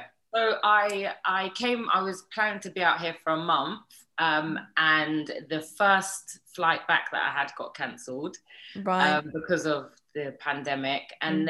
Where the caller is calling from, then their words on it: New York, United States; I'm calling in from New York.